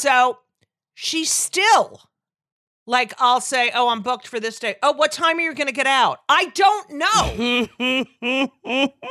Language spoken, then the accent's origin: English; Clark, New Jersey, United States; also born or lived in Newark, New Jersey / Elizabeth, New Jersey; I grew up in New Jersey